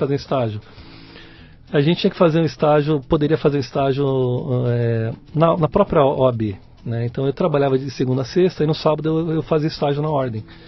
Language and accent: Portuguese; São Paulo, Brazil; Eu sou paulistano, nasci em São Paulo, é? aqui em São Miguel Paulista